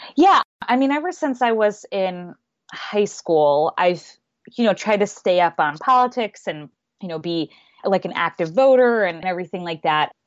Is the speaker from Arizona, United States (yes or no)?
yes; Phoenix, Arizona, United States; moved away as an adult; also born or lived in New York City / Seattle; I grew up in Phoenix and I wanted to live in New York City for college